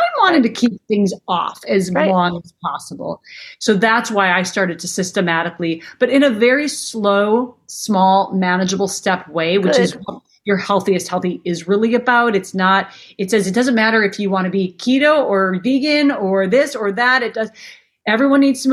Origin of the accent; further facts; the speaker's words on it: Minnesota, United States; I grew up in Minnesota